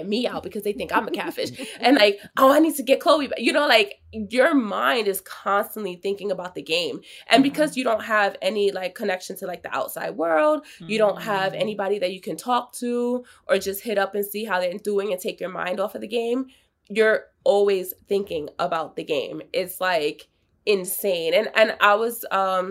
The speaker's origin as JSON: {"language": "English", "town": "New York City", "region": "New York", "country": "United States", "said": "I'm from New York"}